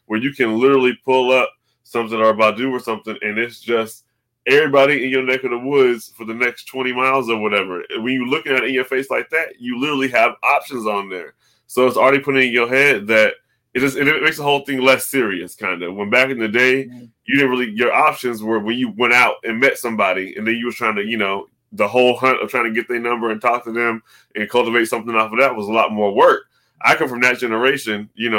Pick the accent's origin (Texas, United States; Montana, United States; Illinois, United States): Texas, United States; I grew up in Texas